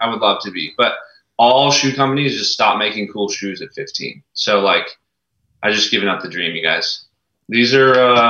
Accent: Montana, United States; now in Seattle, United States; I'm a kid from Montana

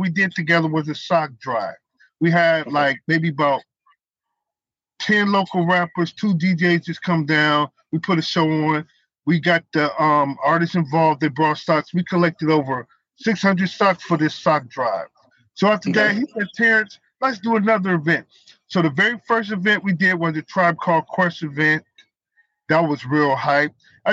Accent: Milwaukee, Wisconsin, United States; I was born and raised in Milwaukee

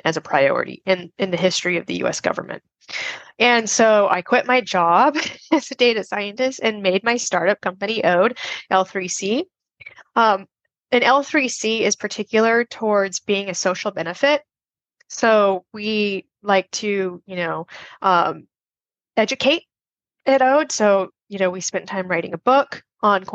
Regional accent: Las Vegas, Nevada, United States; I grew up in Las Vegas, Nevada

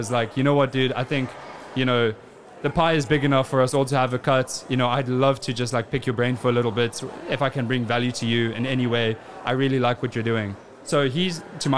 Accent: South Africa; moved away as an adult; also born or lived in United Kingdom; I was born and raised in South Africa.

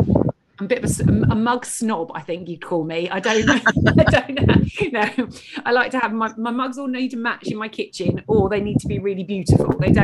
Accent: United Kingdom

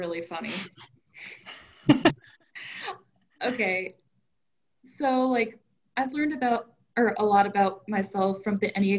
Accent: Mayfield, Kentucky, United States; I originated in Mayfield, Kentucky, which is about like 45 minutes away from Martin.

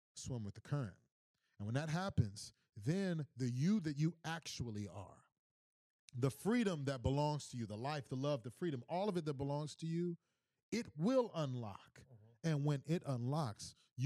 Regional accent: Missouri City, Texas, United States; I'm from Houston, born and bred, from H-Town down, 77489 for the nose who know, Mo City

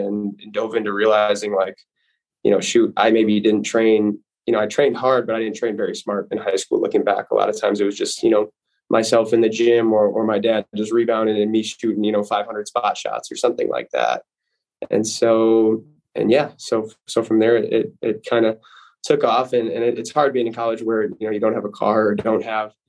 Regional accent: Appleton, Wisconsin, United States; I'm from Appleton, Wisconsin. Grew up around the game

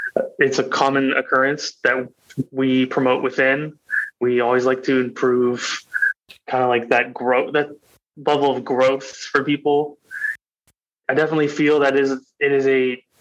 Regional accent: Salem, Oregon, United States; now in Wilsonville, United States; I grew up in Salem, Oregon.

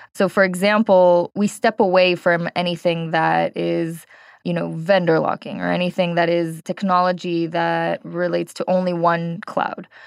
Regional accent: California, United States; moved away as an adult; now in Israel; I am actually originally from California, worked in the Bay Area, was a developer there and then a team lead

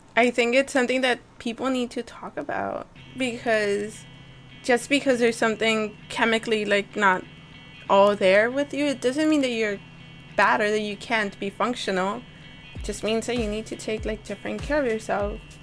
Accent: Monterrey, Nuevo León, Mexico; moved away; also born or lived in Hidalgo, Texas; I was born in Monterrey. I come from a very Mexican Catholic family

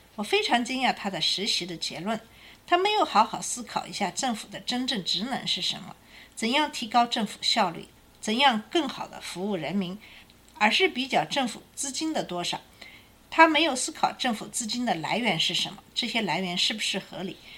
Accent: China; 我们中国人

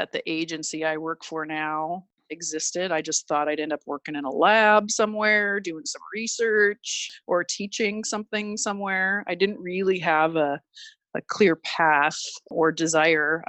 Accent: Minnesota, United States; now in California, United States; growing up in Minnesota

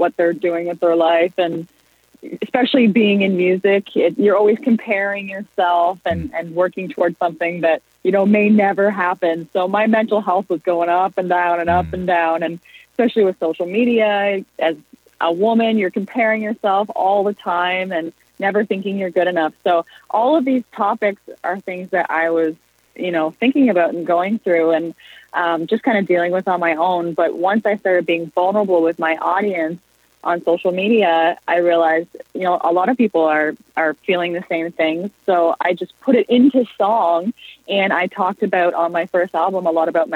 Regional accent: Prince Edward Island, Canada; moved away as an adult; now in Toronto, Canada; I'm from Prince Edward Island, and I moved to Toronto when I was 19

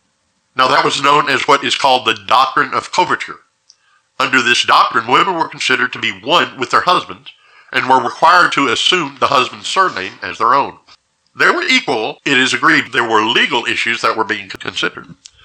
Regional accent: Deep South, United States; I was brought up in the Deep South, and my parents were from Mississippi, and my mother, in particular, had a religious history that ran deep in her family.

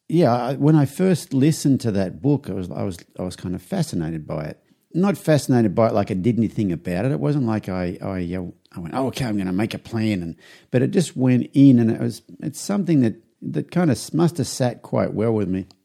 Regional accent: Young, New South Wales, Australia; moved away as an adult; now in United States; I flew back to Australia to my hometown. I'm from a small country town in New South Wales called Young.

